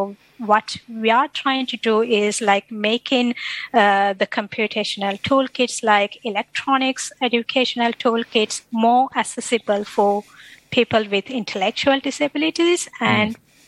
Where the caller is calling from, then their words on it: Brisbane, Queensland, Australia; I'm connecting from Brisbane, so I'm attached to Robotics and Autonomous Systems Group at CSIRO